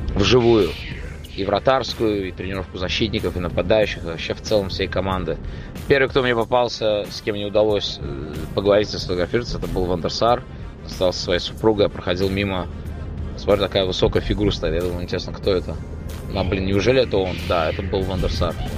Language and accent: Russian; Baku, Azerbaijan; я, я из Баку